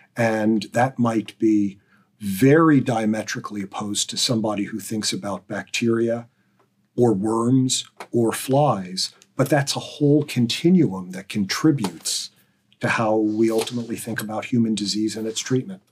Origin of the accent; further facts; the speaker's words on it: Pennsylvania, United States; growing up in Pennsylvania